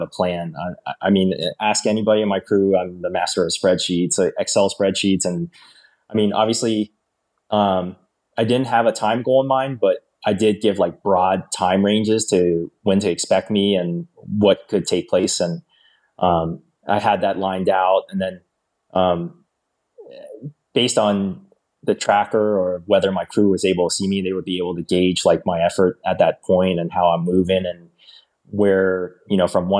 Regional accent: Northern Virginia, United States; moved away; I grew up in Northern Virginia.

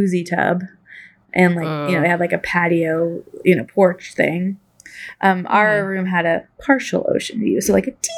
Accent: Corvallis, Oregon, United States; I grew up in Corvallis

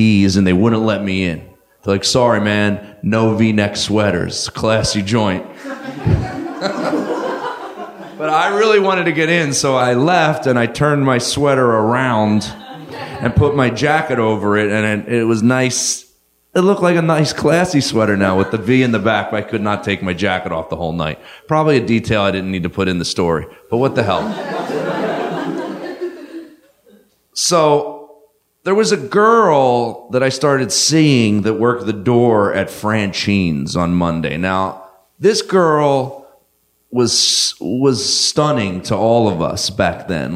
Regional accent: New Jersey, United States; I grew up in South Jersey

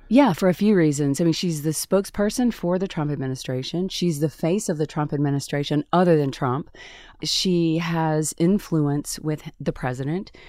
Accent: Tupelo, Mississippi, United States; moved away as an adult; my hometown of Tupelo, Mississippi

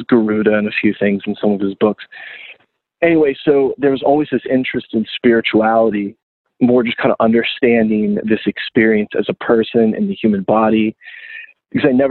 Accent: South Florida, United States; moved away as an adult; also born or lived in Gainesville, Florida; I was from South Florida

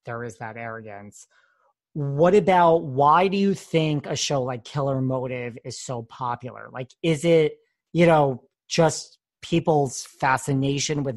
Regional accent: New York, United States; I'm a New Yorker

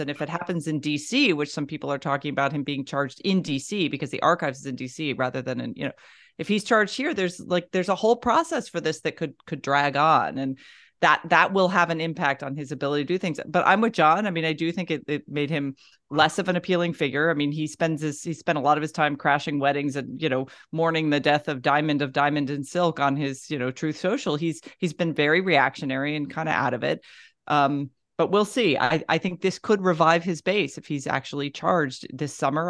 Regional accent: Florida, United States; I grew up in Florida

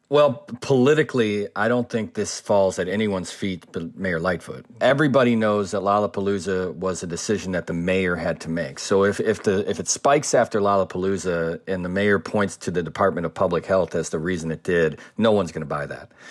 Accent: Wonder Lake, Illinois, United States; I grew up in Wonder Lake, Illinois, which is deep into McHenry County

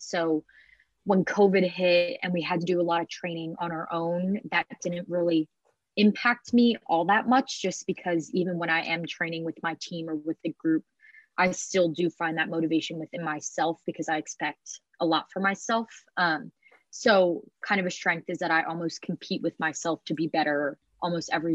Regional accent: Haddonfield, New Jersey, United States; I'm from Haddonfield, New Jersey, which is like 10 minutes outside of Philadelphia

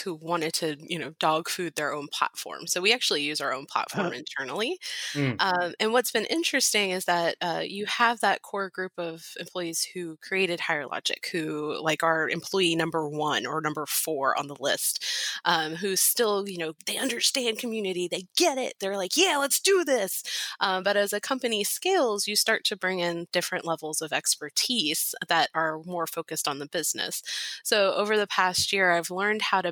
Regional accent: Charleston, South Carolina, United States; moved away as an adult; now in Arlington, United States; I'm originally from Charleston, South Carolina, but with the opportunity to work with HireLogic, I moved to Arlington or the DC area

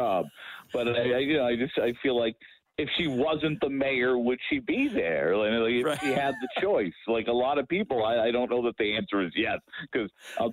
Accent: Northeast, United States; now in Tampa Bay, United States; I'm from the Northeast, so it's not like I'm, you know, lifelong Floridian

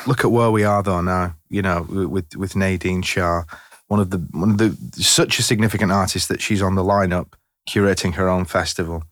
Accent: Leigh, North West England, United Kingdom; I come from Lee, Lancashire

